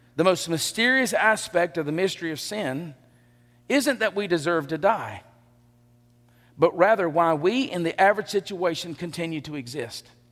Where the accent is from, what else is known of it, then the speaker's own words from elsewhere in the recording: Elba, Alabama, United States; also born or lived in Enterprise, Alabama; I grew up in Elba.